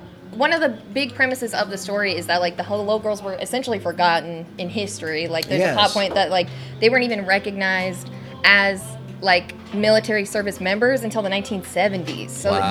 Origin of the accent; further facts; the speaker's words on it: Elmwood, Nebraska, United States; I'm originally from Elmwood, Nebraska.